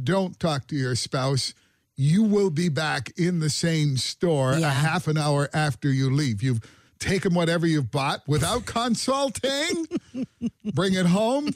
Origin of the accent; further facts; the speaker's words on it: Parrsboro, Nova Scotia, Canada; I am from Parsbro